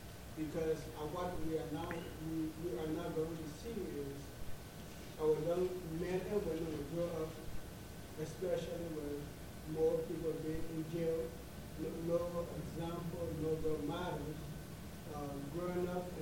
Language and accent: English; Liberia